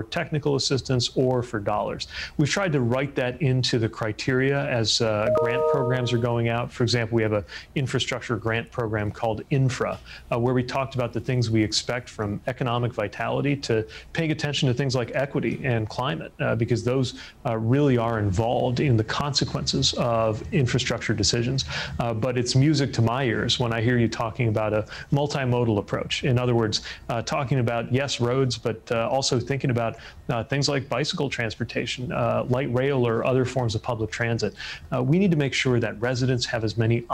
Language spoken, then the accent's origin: English; Indiana, United States; the state of Indiana, my home state